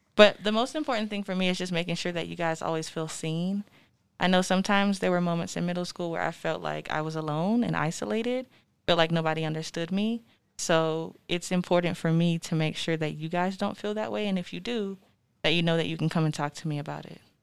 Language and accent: English; Florida, United States; moved away as an adult; now in Denver, United States; I am originally from Florida